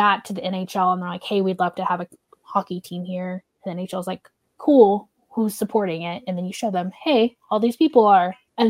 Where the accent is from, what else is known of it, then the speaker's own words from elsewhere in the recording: Oklahoma, United States; as someone who grew up in the, Oklahoma is considered either the Midwest or the South